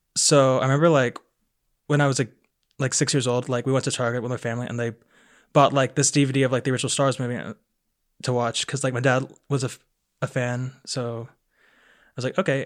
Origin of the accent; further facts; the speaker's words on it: Aiken, South Carolina, United States; I am from Aiken, South Carolina